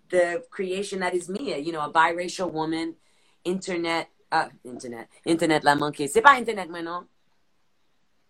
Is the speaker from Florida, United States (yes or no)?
yes; South Florida, United States; I'm the first American in my family, and I grew up in South Florida